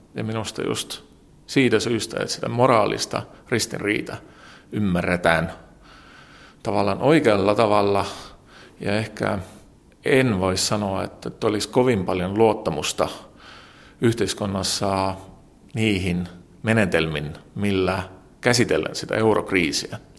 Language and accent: Finnish; Tallinn, Harju County, Estonia; Finnish is a second language; Olen syntynyt vuonna 1972 Tallinnassa.